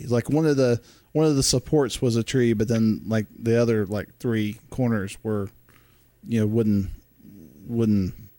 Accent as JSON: {"language": "English", "region": "Georgia", "country": "United States", "tie": "born or raised there", "said": "I've been a Southerner my whole life. Born and raised in Georgia."}